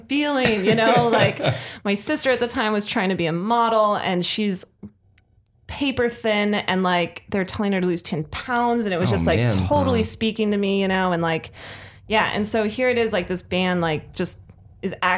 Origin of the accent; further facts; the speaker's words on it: Colorado, United States; I'm not local to the Bay Area. Mm-hmm. Like I'm from Colorado.